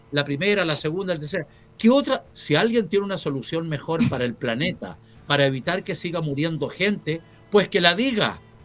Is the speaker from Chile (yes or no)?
yes; Chile; soy un chileno común y corriente